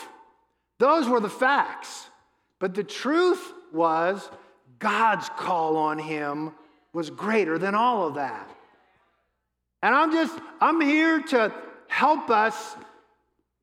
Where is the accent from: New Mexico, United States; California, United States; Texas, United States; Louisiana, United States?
Louisiana, United States; New Orleans; I was born and raised in New Orleans